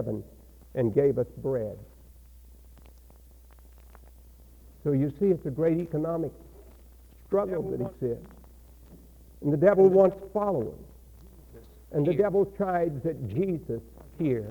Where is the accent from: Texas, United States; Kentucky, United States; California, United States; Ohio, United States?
Texas, United States; accent: Texas; had this Texas accent